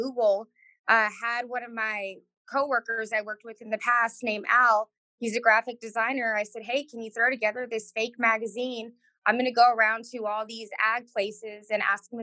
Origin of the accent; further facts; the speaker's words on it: Rio Grande Valley, Texas, United States; I grew up in the Rio Grande Valley, which is the most southern tip of Texas